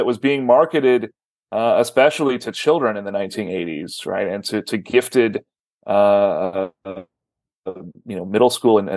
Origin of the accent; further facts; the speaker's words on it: Texas, United States; I grew up here in Texas in the 1980s